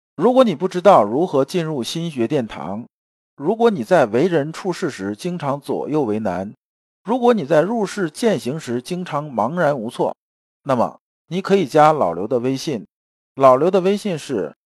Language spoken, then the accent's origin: Chinese; China; 我们中国人的文化一直讲，一阴一阳之为道